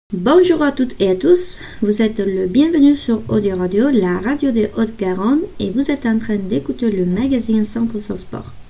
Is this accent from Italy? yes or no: yes; Italy; French is a second language; moved away as an adult; now in Bordeaux, France; je suis italienne